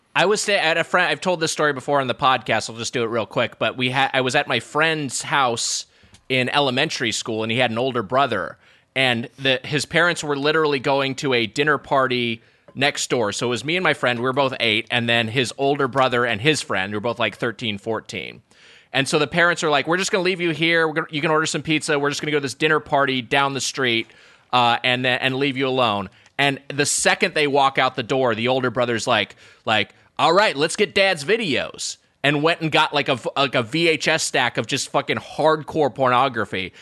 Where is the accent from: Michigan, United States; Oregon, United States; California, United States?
California, United States; Lakewood; my hometown, Lakewood, California